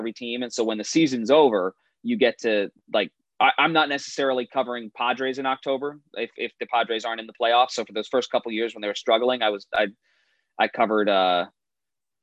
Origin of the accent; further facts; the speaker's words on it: New Jersey, United States; moved away as an adult; now in San Diego, United States; I never like thought about living in California while I was growing up in Central Jersey